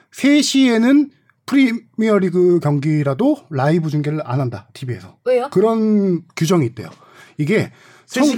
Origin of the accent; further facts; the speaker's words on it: Suwon, Gyeonggi Province, South Korea; 제가 수원을 좋아했던 것 중에 하나도 당시 뭐 제가 고향이어서